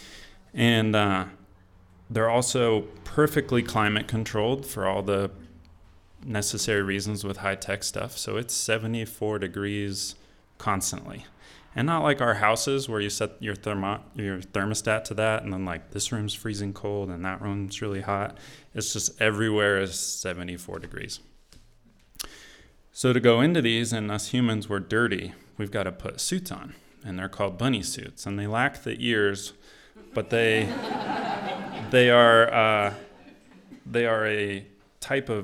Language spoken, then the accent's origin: English; just outside of Portland, Oregon, United States; moved away; I grew up in the Pacific Northwest, just outside of Portland, Oregon